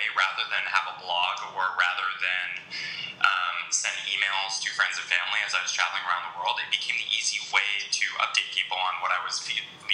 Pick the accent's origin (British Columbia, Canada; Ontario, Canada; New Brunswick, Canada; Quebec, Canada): Quebec, Canada; Montreal; moved away as an adult; also born or lived in Hong Kong; around Montreal, which is where I grew up